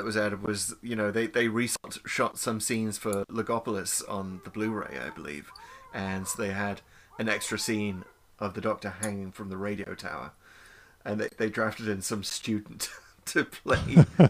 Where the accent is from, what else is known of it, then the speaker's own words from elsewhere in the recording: North East England, United Kingdom; is the accent from that region is known as Geordie. That's where I grew up. It was an accent I do not have, by the way.